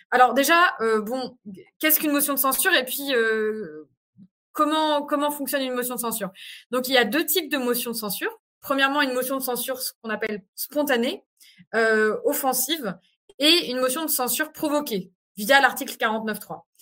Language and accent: French; France; c'est pour ça que ce genre de 49.3 nous impacte directement en tant que Français et Françaises de l'étranger.